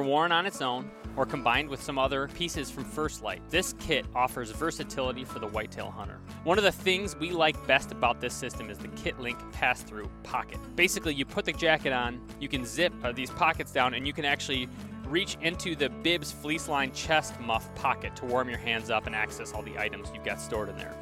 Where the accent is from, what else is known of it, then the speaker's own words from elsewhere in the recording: Grand Rapids, Michigan, United States; moved away as an adult; also born or lived in New Jersey; I grew up in Grand Rapids. I moved to New Jersey for law school.